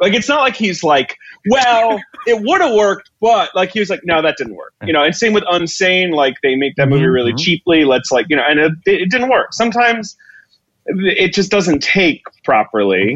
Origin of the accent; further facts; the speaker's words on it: United Kingdom; moved away; I grew up in Britain